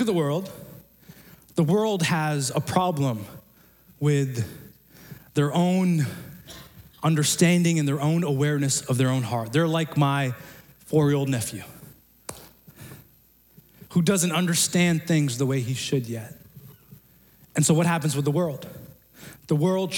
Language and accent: English; Pakistan; moved away; I'm from Pakistan